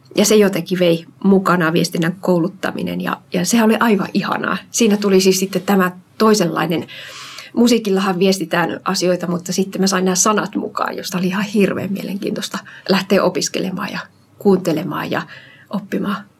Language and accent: Finnish; Central Ostrobothnia, Finland; also born or lived in Uusimaa; now in Kirkkonummi, Finland; Mä oon lähtöisin Keski-Pohjanmaalta